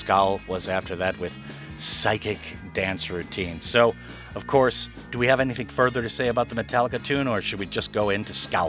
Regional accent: United States; moved away; I am American

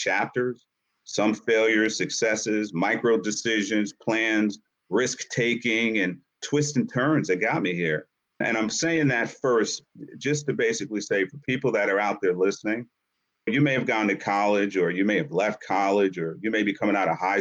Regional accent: Yonkers, New York, United States; also born or lived in Harlem, New York; I grew up in Yonkers, New York, and spent a lot of time in Harlem

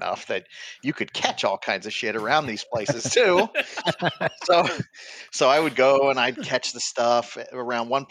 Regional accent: Miami, Florida, United States; I was catching, you know, like brown and owls in my yard because I grew up in Miami.

